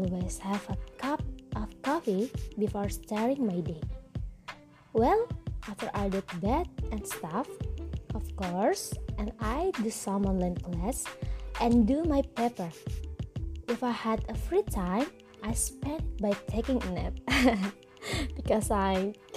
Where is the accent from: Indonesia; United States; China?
Indonesia; Banyupoh village, Buleleng, born in Singaraja, Bali; English is a second language; I'm from Banyupo village. Banyupo famous for its Pulaki temple